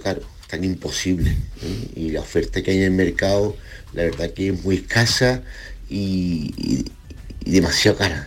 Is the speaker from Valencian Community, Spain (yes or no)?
no; Cádiz, Andalusia, Spain; siendo de aquí de Cádiz